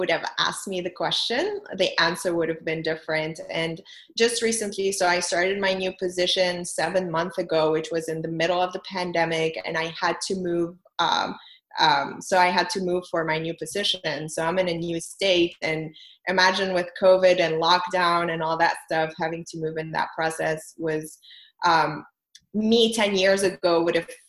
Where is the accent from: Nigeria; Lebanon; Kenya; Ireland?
Lebanon; moved away as an adult; also born or lived in France; now in United States; I'm originally from Lebanon. So I was born and raised in Lebanon. I moved from there when I was 21